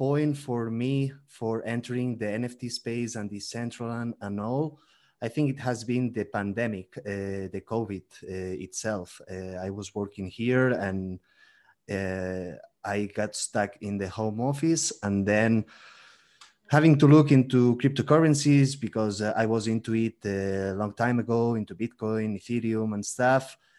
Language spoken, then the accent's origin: English; Barcelona, Catalonia, Spain; English is a second language; moved away as an adult; now in Mexico City, Mexico; I'm originally from Barcelona, from Spain, but I'm living now in Mexico City, in Mexico